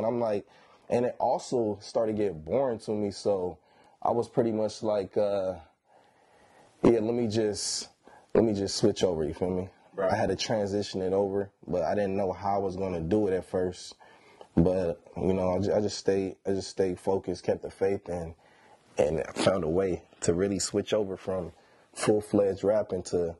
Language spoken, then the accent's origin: English; Sacramento, California, United States; born there; Like, I was born here in Sacramento. And then I started living all over the place, man.